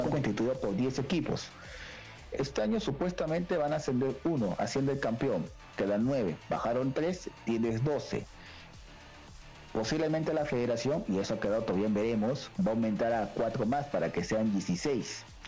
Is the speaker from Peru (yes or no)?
yes; Peru